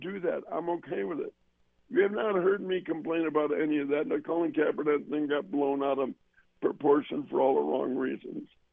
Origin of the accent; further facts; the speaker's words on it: Evanston, Illinois, United States; also born or lived in Chicago; I grew up in Northwestern and in Evanston, which where Northwestern is